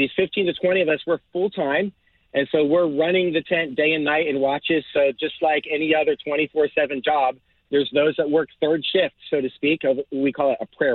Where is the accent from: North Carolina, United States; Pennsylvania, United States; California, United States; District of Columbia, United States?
Pennsylvania, United States; Lancaster County; moved away as an adult; also born or lived in Texas; Originally, I grew up in Lancaster County, Pennsylvania